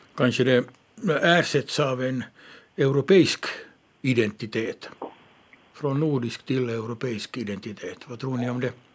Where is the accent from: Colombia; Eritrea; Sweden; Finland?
Finland; Ostrobothnia; jag är uppvuxen i Österbotten